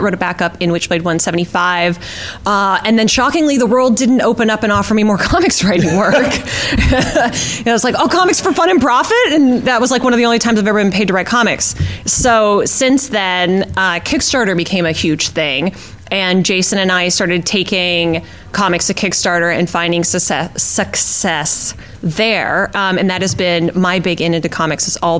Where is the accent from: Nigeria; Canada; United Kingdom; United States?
Canada; moved away; when I grew up, I read mostly French language comics. I'm from Canada originally